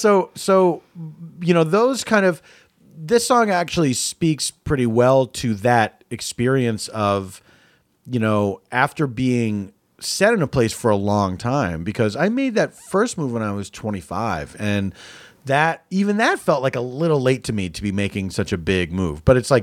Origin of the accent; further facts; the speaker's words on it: Philadelphia, Pennsylvania, United States; also born or lived in New York; now in Los Angeles, United States; Yeah, I moved from Philadelphia to Los Angeles in 94.